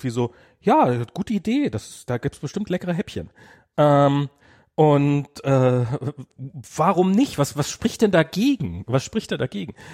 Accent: East Germany, Germany; ich bin ja im Osten groß geworden

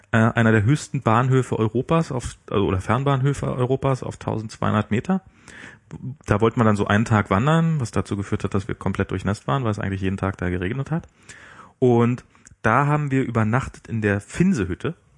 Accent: East Germany, Germany; Ich als Ossi

